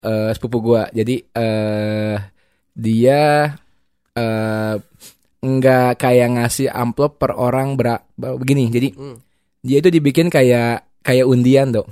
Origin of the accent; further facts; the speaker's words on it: Bandung, West Java, Indonesia; gue orang Bandung semua